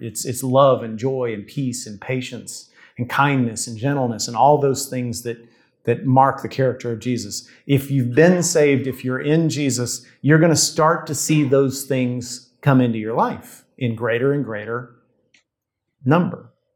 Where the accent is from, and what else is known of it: United States